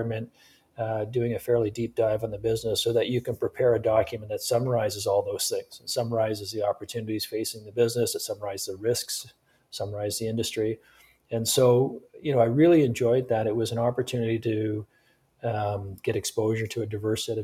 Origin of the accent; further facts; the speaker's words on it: Sarnia, Ontario, Canada; also born or lived in Toronto; I'm originally from Ontario. I grew up in southwestern Ontario, a community called Sarnia